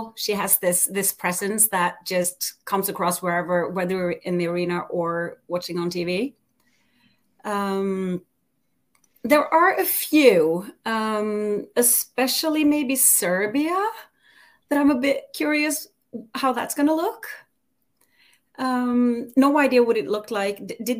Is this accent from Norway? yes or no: yes; Norway; from Norway, part Icelandic